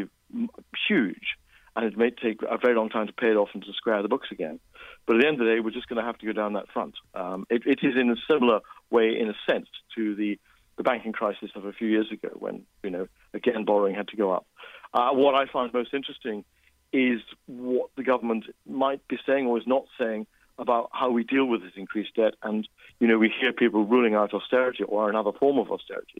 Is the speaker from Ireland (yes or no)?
no; Scotland, United Kingdom; as a Scot